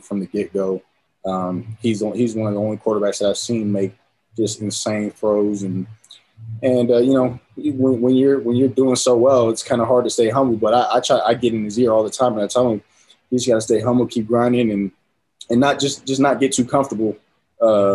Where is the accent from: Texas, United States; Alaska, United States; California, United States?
California, United States; San Diego; born or raised there; now in Utah, United States